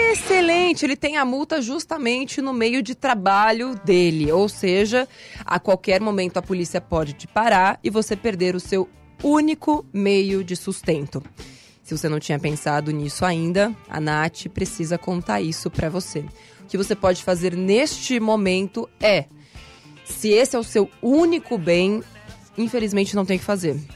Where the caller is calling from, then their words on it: Mauá, São Paulo, Brazil; sou aqui de Mauá, São Paulo